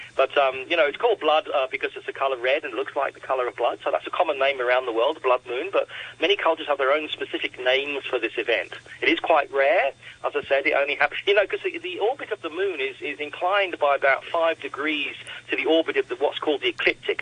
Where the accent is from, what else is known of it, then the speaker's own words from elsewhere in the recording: Australia; also born or lived in Coonabarabran, New South Wales; now in Hong Kong; I'm from Australia, and, and the night sky there in, in a dark site where I lived in Coonabarabran